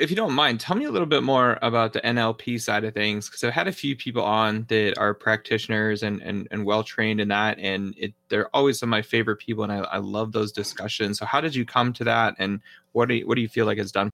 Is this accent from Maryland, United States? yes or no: no; New Hampshire, United States; also born or lived in northern Indiana; now in Arizona, United States; I grew up in New Hampshire